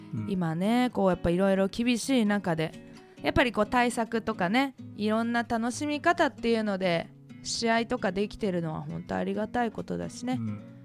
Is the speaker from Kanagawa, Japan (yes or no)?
yes; Yokohama, Kanagawa, Japan; 横浜出身